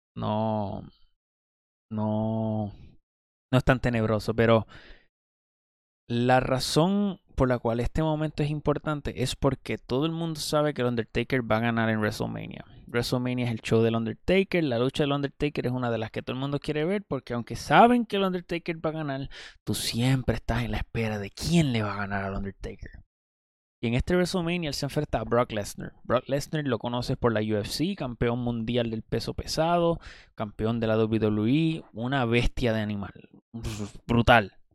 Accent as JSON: {"language": "Spanish", "country": "Puerto Rico", "said": "En Puerto Rico, que es de donde yo soy"}